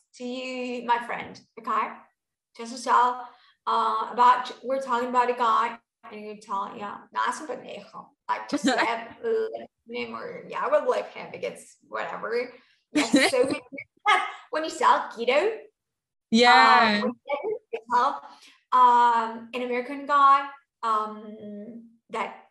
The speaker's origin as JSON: {"language": "English", "region": "Buenos Aires", "country": "Argentina", "said": "I'm from Buenos Aires and I say sho"}